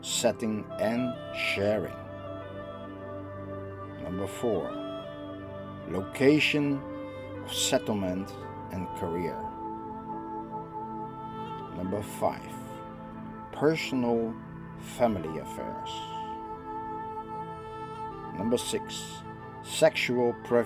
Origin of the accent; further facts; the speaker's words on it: Netherlands; I am from the Netherlands